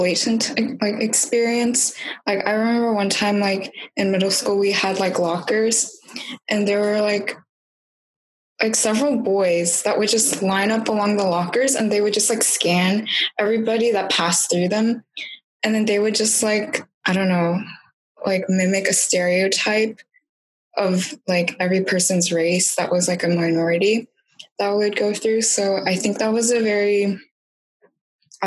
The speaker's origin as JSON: {"language": "English", "region": "Northern Virginia", "country": "United States", "tie": "born or raised there", "said": "was born and raised in Northern Virginia"}